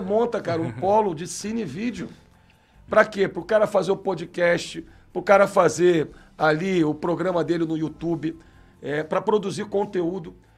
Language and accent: Portuguese; Niterói, Rio de Janeiro, Brazil; Nasci no Fonseca